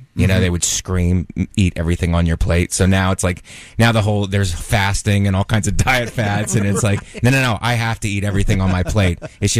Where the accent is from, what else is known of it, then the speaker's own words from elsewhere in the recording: Youngstown, Ohio, United States; I'm from Youngstown, Ohio